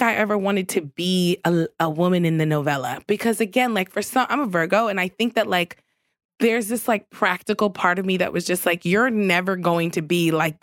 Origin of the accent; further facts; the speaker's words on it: New York City, New York, United States; I grew up in Queens.